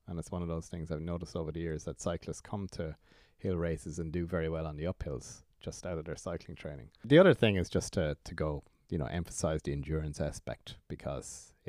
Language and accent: English; Ireland; it was my first as an Irish international.